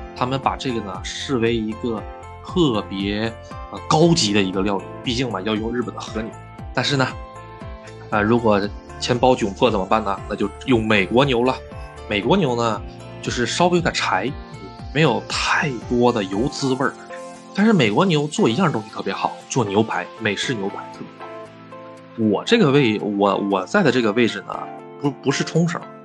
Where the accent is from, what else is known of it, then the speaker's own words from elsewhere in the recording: China; now in Japan; 作为一个中国人，那么喜欢喝羊汤